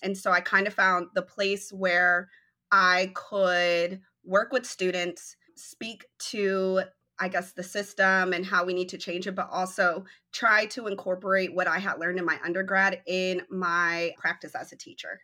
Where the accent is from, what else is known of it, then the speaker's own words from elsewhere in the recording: Denver, Colorado, United States; now in Dallas, United States; I am originally from Denver, Colorado, and I'm currently reside in Dallas